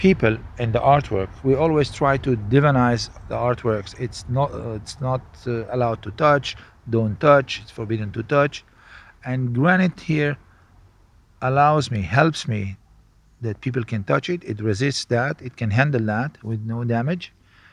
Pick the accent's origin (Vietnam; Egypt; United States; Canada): Egypt; Cairo, Cairo Governorate; growing up in Egypt, I was surrounded with this kind of gods